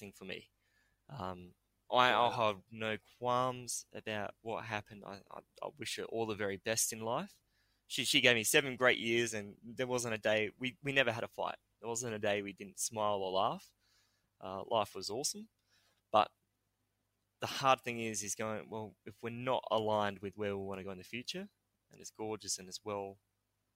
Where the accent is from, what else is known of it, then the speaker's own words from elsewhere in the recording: New South Wales, Australia; I was born in New South Wales